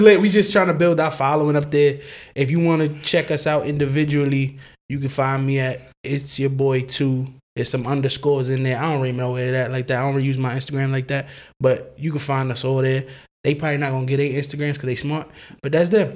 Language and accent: English; New York City, New York, United States; I'm from Brooklyn